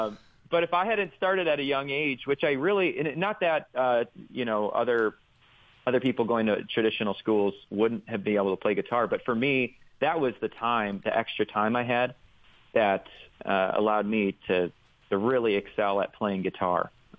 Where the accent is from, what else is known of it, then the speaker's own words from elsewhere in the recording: Rockford, Illinois, United States; But I grew up in Rockford, Illinois, in the Rockford Diocese.